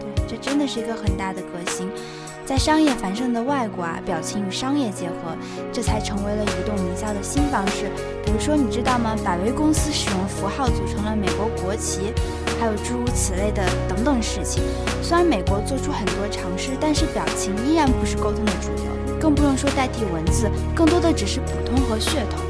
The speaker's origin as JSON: {"language": "Chinese", "country": "China", "said": "你比如说像我们中国人一直以来的家庭教育，还有传统文化"}